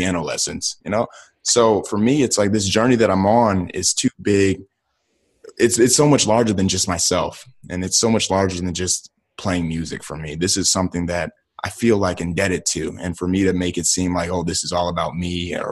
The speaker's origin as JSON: {"language": "English", "town": "Akron", "region": "Ohio", "country": "United States", "tie": "born or raised there", "said": "I'm from Akron, Ohio, from the inner city"}